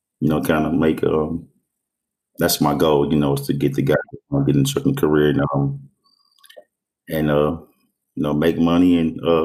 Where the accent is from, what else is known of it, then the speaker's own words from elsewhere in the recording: Dayton, Ohio, United States; 44, just turned 44 years of age. I grew up here in Dayton, Ohio, born and raised.